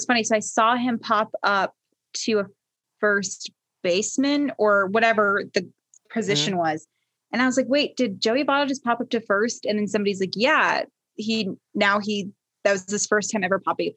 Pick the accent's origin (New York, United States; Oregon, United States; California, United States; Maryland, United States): Maryland, United States; Baltimore; I was born in Baltimore